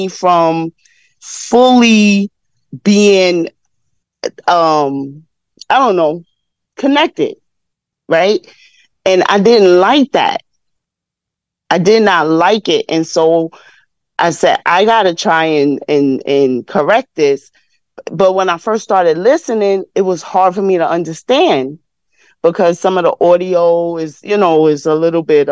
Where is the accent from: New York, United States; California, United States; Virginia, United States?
New York, United States; I'm in my 50s, so and I'm from New York